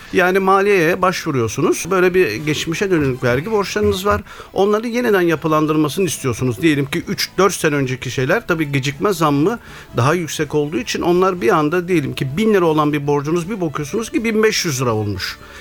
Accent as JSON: {"language": "Turkish", "region": "Manisa", "country": "Turkey", "tie": "born or raised there", "moved": "yes", "lives_now": "İzmir, Turkey", "said": "1962 Manisa doğumluyum. Aslen Manisalıyım ama uzun yıllardır İzmir'deyim."}